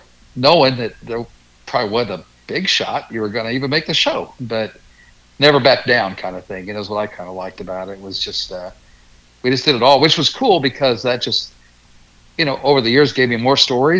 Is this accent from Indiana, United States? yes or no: yes; Shelbyville, Indiana, United States; born and raised in Shelbyville. Raised our three kids here